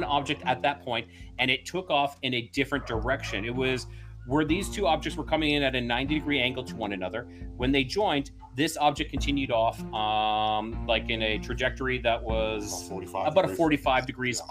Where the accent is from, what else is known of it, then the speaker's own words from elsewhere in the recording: Alberta, Canada; moved away as an adult; now in Mexico; I'm originally from Alberta, Canada